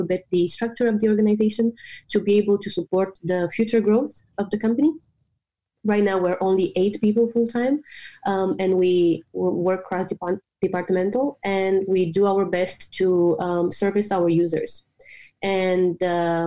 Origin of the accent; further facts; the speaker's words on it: Romania; moved away as an adult; now in Copenhagen, Denmark; I'm originally from Romania, but I moved to Denmark almost 5 years ago to study at the business school here in Copenhagen.